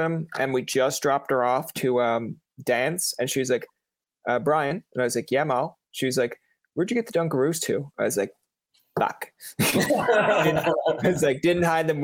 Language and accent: English; Newfoundland and Labrador, Canada; I'm from Newfoundland. So it's the Irish kind of comes out every now and again